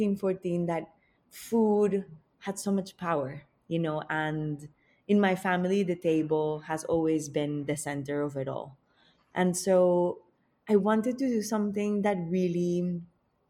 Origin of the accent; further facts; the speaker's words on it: Bogotá, Colombia; I grew up in Bogota, which is the capital of Colombia.